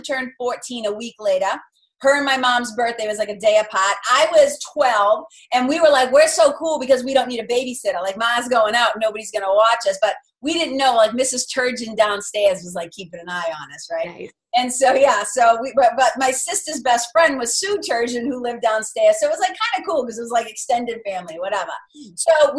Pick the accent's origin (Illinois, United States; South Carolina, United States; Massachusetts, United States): Massachusetts, United States; Lawrence; accent: Boston; I grew up in a tough little river. I would say it's like a mill town. It's like a river city. There's a river that runs right through the Merrimack River. So a little city called Lawrence, Mass.